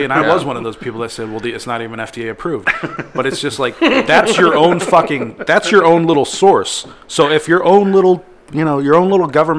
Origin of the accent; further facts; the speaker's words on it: United States; I'm a fucking American.